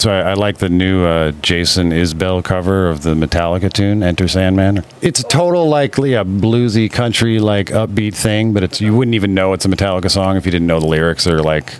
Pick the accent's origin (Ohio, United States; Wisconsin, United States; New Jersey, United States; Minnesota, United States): Wisconsin, United States; I grew up in Wisconsin